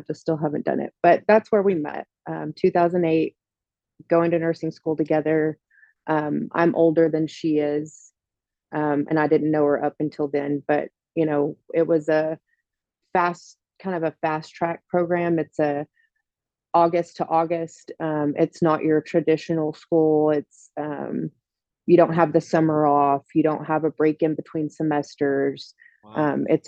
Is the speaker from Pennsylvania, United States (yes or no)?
no; Odessa, Texas, United States; now in Midland, United States; I'm originally from Odessa, Texas. I live in Midland now, which is hop, skip, and jump away from Odessa